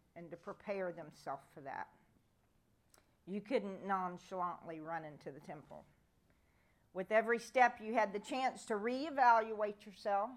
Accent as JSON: {"language": "English", "country": "United States", "said": "us as American Christians"}